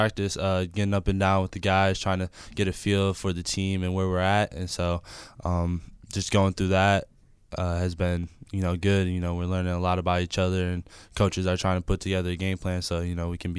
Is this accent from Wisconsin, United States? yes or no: yes; Milwaukee, Wisconsin, United States; moved away as an adult; now in Los Angeles, United States; Growing up in Milwaukee was awesome.